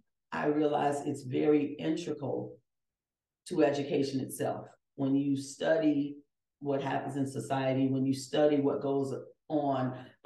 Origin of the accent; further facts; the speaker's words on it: Chicago, Illinois, United States; born and raised in Chicago